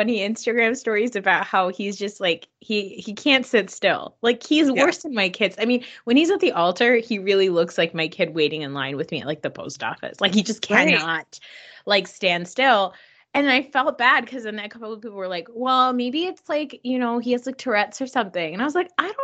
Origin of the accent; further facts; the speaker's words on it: New Jersey, United States; I grew up in Jersey and I went to Rutgers and we have like a huge South Asian population here